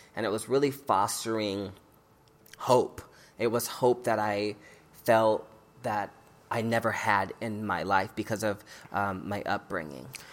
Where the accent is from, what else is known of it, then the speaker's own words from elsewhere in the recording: Omaha, Nebraska, United States; growing up in Omaha as a young queer person